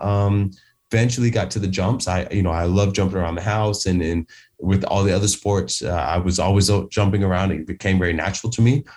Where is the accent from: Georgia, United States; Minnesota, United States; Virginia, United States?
Georgia, United States; Atlanta; moved away as an adult; now in United Kingdom; I'm from Atlanta, Georgia